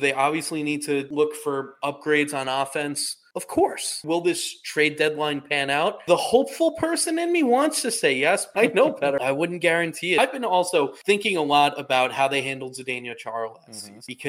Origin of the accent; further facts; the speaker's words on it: Massapequa, New York, United States; because I'm from Long Island. Massapequa, born and raised.